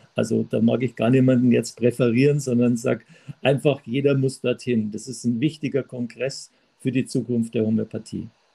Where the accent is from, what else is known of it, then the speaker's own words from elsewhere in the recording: Traunstein, Bavaria, Germany; aus Traunstein, gebürtigen Traunstein